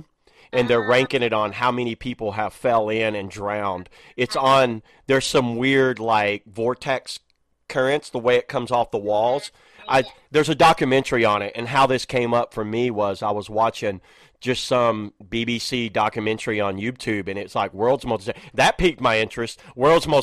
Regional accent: East Tennessee, United States; I grew up in East Tennessee

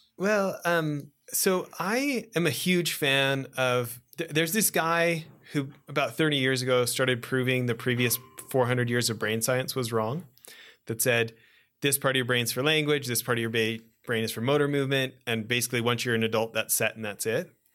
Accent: Western Canada, Canada; also born or lived in Edmonton; you and I grew up in Western Canada and, you know, I was living in Edmonton during the Gretzky years

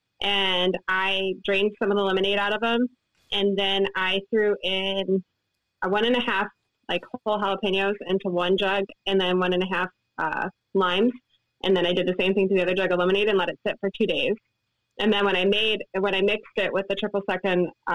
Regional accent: Ann Arbor, Michigan, United States; now in Ohio, United States; I grew up in Ann Arbor.

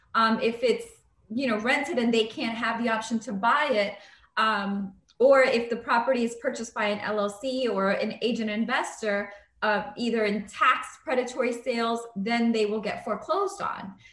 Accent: New York City, New York, United States; now in Atlanta, United States; I grew up in the South Bronx

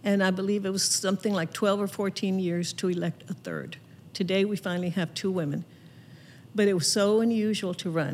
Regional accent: Laredo, Texas, United States; your grandmother and I grew up in Laredo, Texas

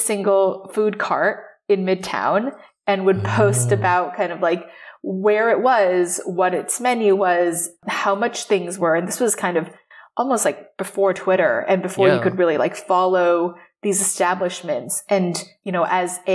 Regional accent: Taipei, Taiwan; moved away as an adult; now in New York, United States; I grew up in Taipei

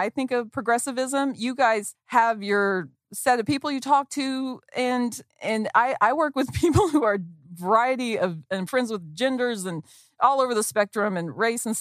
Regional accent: Arkansas, United States; accent: southern; moved away as an adult; also born or lived in Texas; I can already tell my accent's going to come back. I grew up in Arkansas and then went to college in Texas

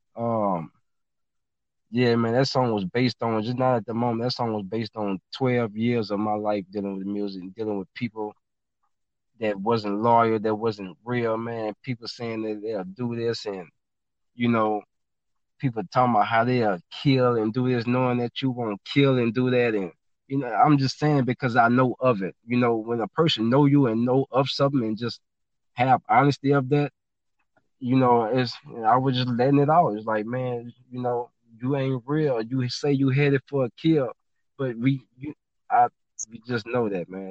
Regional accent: Baton Rouge, Louisiana, United States; I'm originally from Baton Rouge, Louisiana. Yep, born and raised

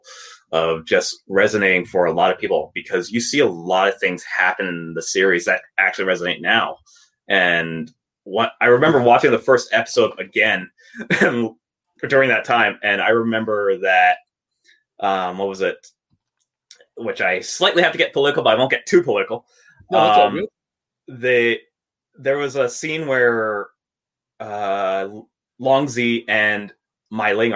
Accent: Canada; I'm Canadian.

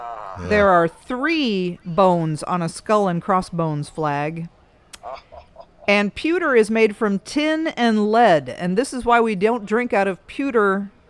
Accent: Skokie, Illinois, United States; I was from Skokie. It was very odd because there's not a lot of people from Skokie.

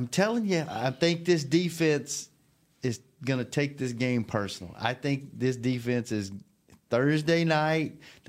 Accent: Louisiana, United States; because I'm from Louisiana.

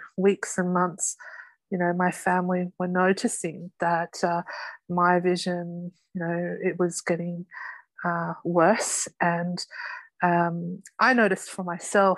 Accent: Sydney, New South Wales, Australia; I'm from Sydney, Australia

